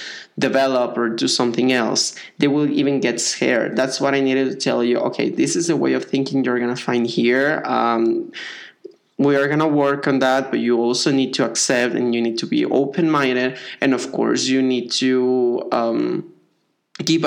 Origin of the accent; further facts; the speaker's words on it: Mexico; first language Spanish; English is a second language; I'm Mexican, my native language is Spanish